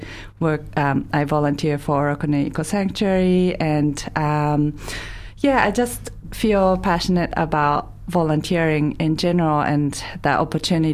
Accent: Japan; moved away as an adult; also born or lived in Dunedin, New Zealand; now in New Zealand; I'm originally from Japan, and I came to New Zealand as an exchange student

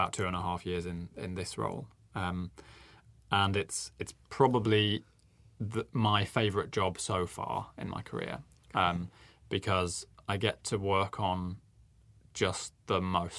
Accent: Nottingham, East Midlands, United Kingdom; moved away as an adult; also born or lived in Birmingham; now in New Zealand; You can probably hear I'm not from New Zealand originally. Mm-hmm. So I grew up in Nottingham in the UK

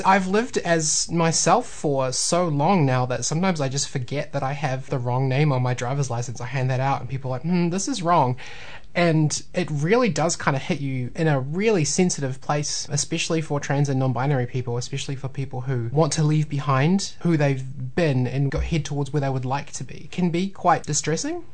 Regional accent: Tauranga, Bay of Plenty, New Zealand; now in Waikato, New Zealand; I grew up in Tauranga, but I've been in the Waikato for oh man, like 14 years now

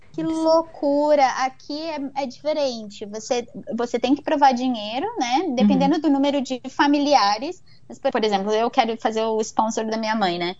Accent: Brazil; now in Vancouver, Canada; eu, como brasileira, eu venho de sistema de saúde particular no Brasil

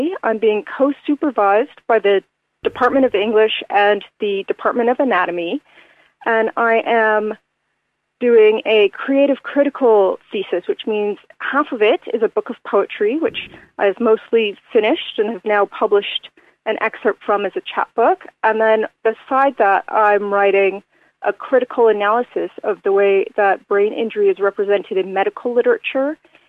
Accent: Canada; because I came from Canada, where I sustained my roller derby injury. I also grew up in the ice hockey community.

